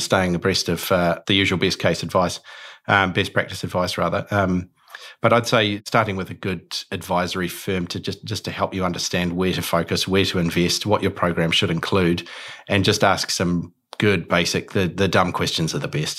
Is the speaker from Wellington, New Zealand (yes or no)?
no; Auckland, New Zealand; I'm born and bred in Auckland